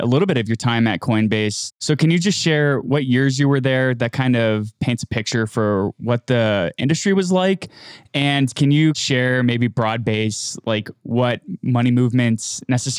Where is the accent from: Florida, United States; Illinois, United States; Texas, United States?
Florida, United States; Miami; I'm from Miami